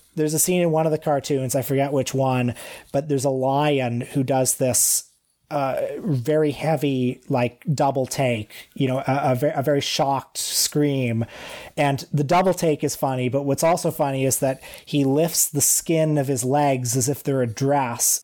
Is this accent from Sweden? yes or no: no; Canada; as a Canadian male of a certain age